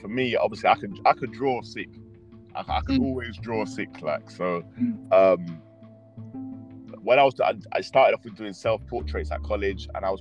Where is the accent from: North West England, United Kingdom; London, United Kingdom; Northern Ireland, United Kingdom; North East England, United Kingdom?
London, United Kingdom; all my people I knew was in Leighton